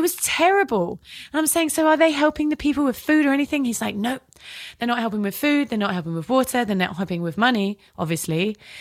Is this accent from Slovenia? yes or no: no; Devon, South West England, United Kingdom; accent: British; And I'm from Devon and it's very safe